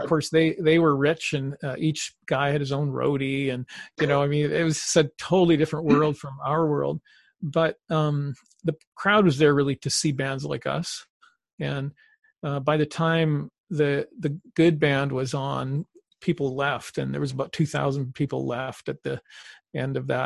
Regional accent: Canada; we're Canadian

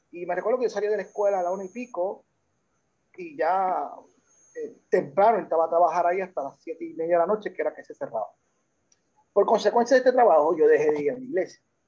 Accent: Puerto Rico; also born or lived in United States; soy de padre puertorriqueño, de madre dominicana, nací en Estados Unidos y llegué a, esta isla en el 1979 a la edad en segundo grado. De ahí pues hemos eh, estado acá permanente

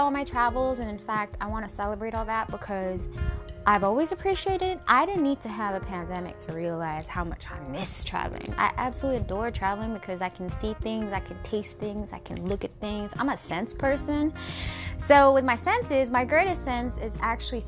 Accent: Washington, United States; Born and raised in Washington

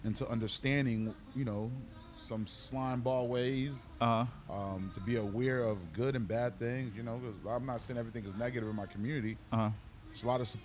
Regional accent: Bridgeport, Connecticut, United States; moved away as an adult; also born or lived in Haiti; now in West Palm Beach, United States; I came up to the U.S. when I was 7 years old. I moved in with my father and my stepmother. You know, that experience growing up in Bridgeport, Connecticut

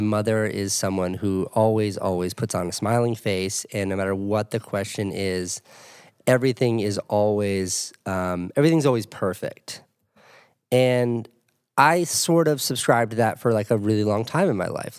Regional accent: New England, United States; also born or lived in Boston; I'm from New England. I went to, I lived, used to live in Boston

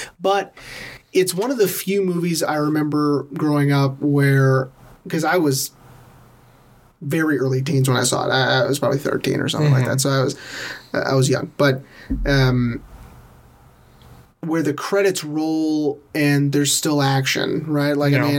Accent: Tennessee, United States; Medium rare. I'm from Tennessee.

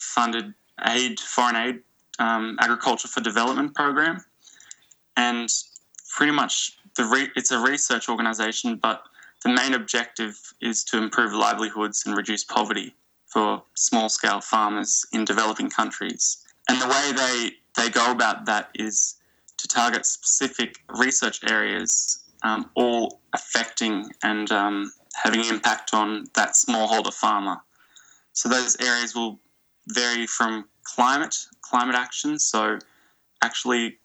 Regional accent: Australia; from my perspective in Australia, being Australian

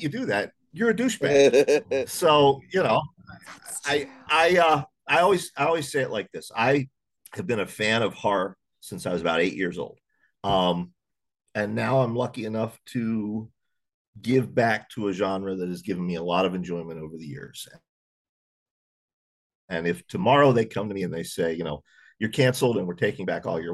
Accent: Pennsylvania, United States; also born or lived in North Carolina / West Virginia; born in North Carolina, and I spent my first 5 years in West Virginia, and then we moved up here to Pennsylvania.

